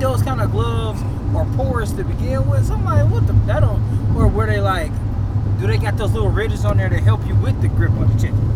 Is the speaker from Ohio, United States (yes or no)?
yes; Ohio, United States; I'm from Ohio